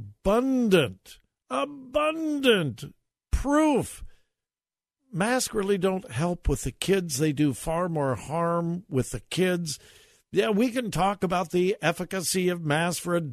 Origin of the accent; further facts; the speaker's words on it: Westerville, Ohio, United States; my hometown of Westerville